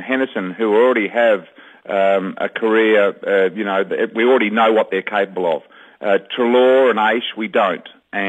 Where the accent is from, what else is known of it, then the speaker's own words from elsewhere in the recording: Mandurah, Western Australia, Australia; moved away; that game was played at Mandra, which was my former domain. That's where I was born and bred in Mandra. I was the king of Mandra.